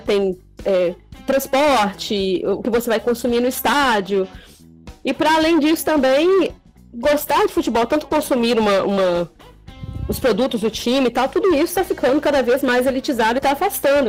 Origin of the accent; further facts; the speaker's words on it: interior of Minas Gerais, Brazil; now in Vila Velha, Brazil; eu sou do interior de Minas, mas eu moro há mais de 10 anos, vai fazer mais de 10 anos, né, no, no Espírito Santo, aqui em Vila Velha